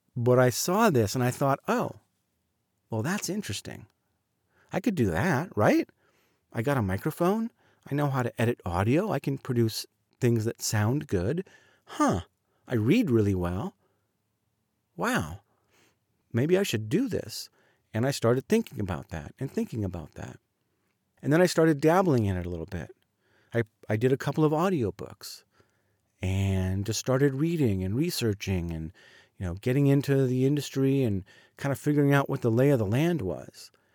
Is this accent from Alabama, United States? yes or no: no; Southern California, United States; also born or lived in Highland Park, Illinois; When I was in third grade, we moved to Southern California